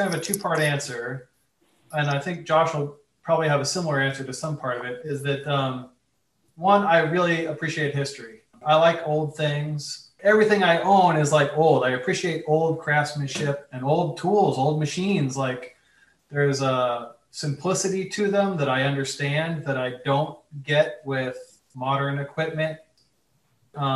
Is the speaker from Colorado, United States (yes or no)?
yes; Colorado, United States; moved away as an adult; also born or lived in New York; I grew up in Colorado, so there's not many ships and boats in Colorado at all. And I moved to New York from Colorado